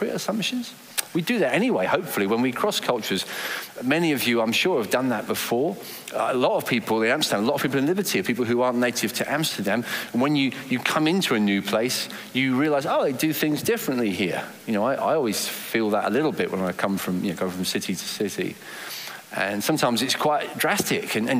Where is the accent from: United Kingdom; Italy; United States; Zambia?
United Kingdom; England; accent: English; I was English from my accent